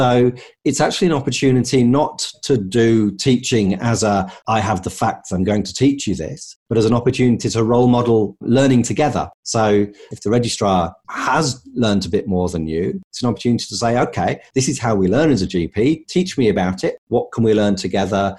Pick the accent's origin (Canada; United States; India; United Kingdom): United Kingdom; England; accent: English; now in Australia; as you can tell from my accent, I'm English.